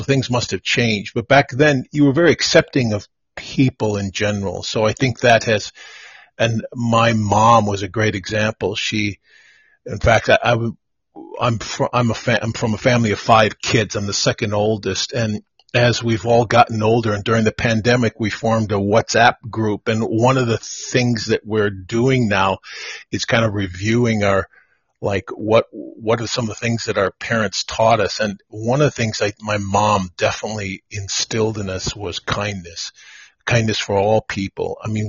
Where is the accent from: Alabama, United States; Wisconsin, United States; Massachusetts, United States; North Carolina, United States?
Wisconsin, United States; moved away; Born and raised in the Midwest, a small town of 2,000, kind of rolling farm hills about 20 miles outside of Milwaukee, Wisconsin. It was pretty insulated little town.